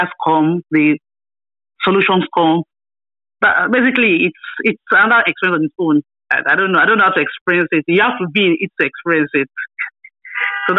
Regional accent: Abeokuta, Ogun State, Nigeria; also born or lived in Ile-Ife; I was born and raised in my hometown, Abeokuta, in the state.

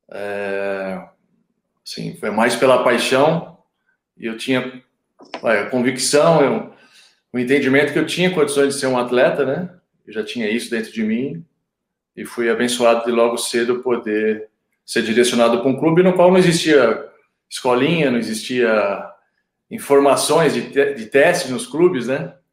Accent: Santo André, São Paulo, Brazil; Exato, sou, sou nascido e criado em Santo André.

